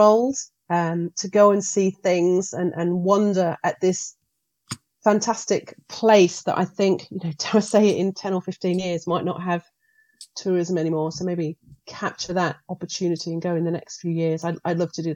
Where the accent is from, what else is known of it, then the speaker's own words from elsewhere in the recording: Australia; now in United Kingdom; Growing up in Australia